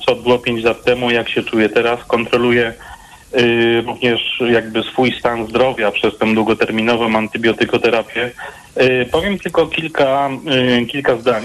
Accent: Katowice, Silesian Voivodeship, Poland; jestem z Katowic

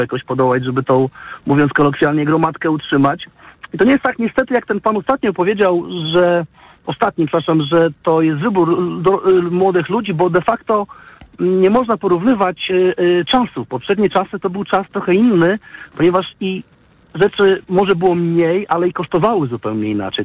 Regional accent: Warsaw, Masovian Voivodeship, Poland; pochodzimy z Warszawy

